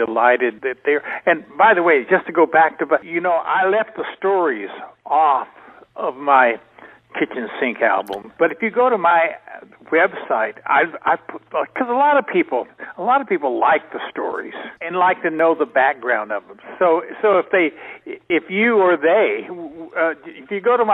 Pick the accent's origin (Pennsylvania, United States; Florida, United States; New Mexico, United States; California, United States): New Mexico, United States; Portales; I grew up in Portales, New Mexico, which is 19 miles south of there.